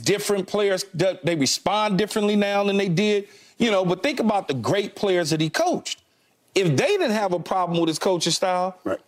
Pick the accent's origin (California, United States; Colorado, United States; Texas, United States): California, United States; Los Angeles; growing up in Los Angeles